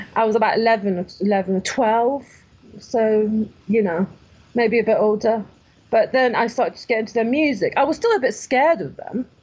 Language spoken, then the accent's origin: English; Iran; moved away; I was born in Iran in 1973